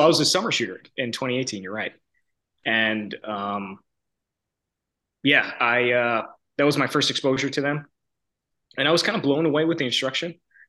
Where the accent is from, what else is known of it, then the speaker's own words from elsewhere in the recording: New York, United States; moved away as an adult; I'm from New York originally. Grew up competitive shooting a bit. I was fortunate my dad could afford those things. And but I grew up in New York